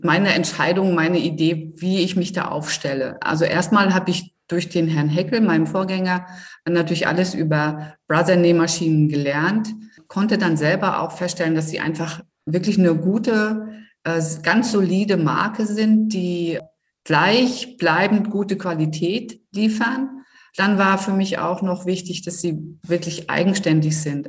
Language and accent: German; Rostock, Mecklenburg-Vorpommern, Germany; komme ich hier aus Rostock, also direkt aus Rostock